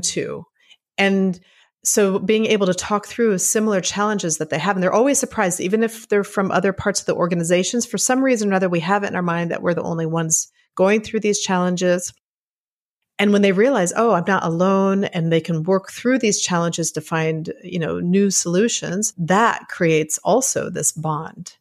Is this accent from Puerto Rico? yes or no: yes; Puerto Rico; moved away; I grew up in Puerto Rico